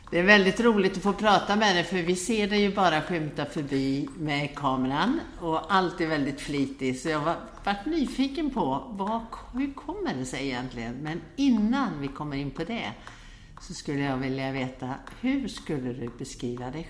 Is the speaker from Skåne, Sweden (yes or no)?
yes; Hässleholm, Skåne, Sweden; Jag är född i Hässleholm